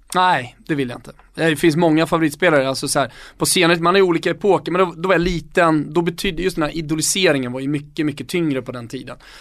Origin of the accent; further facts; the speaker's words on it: Stockholm, Stockholm County, Sweden; jag var stockholmare